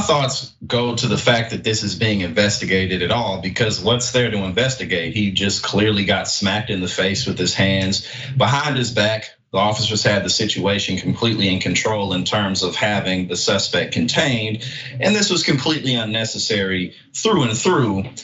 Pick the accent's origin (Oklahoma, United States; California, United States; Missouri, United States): Missouri, United States; St. Louis; now in New Jersey, United States; I'm from St. Louis, but I live in New Jersey, right next to New York